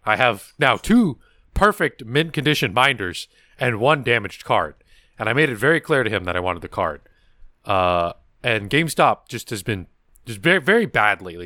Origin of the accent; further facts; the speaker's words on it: California, United States; accent: American; I was raised in California